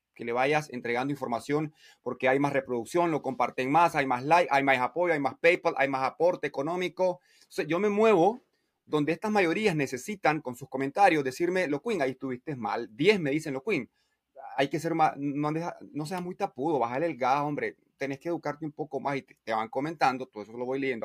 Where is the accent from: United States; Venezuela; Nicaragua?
Nicaragua; en mi barrio y en mi pueblo, una ciudad de 50 mil habitantes